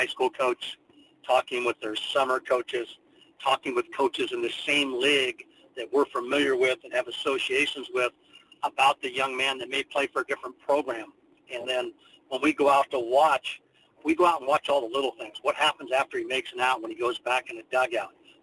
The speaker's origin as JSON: {"language": "English", "region": "California", "country": "United States", "moved": "yes", "lives_now": "Kansas, United States", "said": "I'm a Californian myself"}